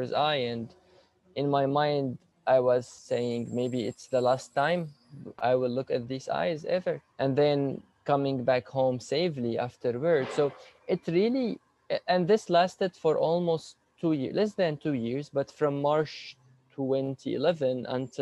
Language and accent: English; Damascus, Damascus Governorate, Syria; moved away as an adult; now in Canada; In Damascus, Syria, I was born and raised there